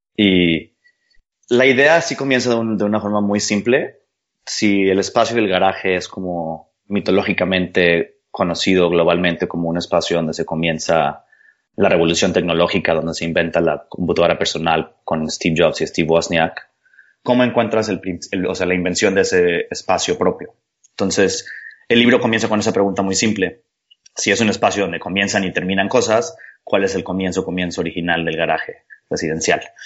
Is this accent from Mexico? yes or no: yes; Mexico; yo soy mexicano arquitecto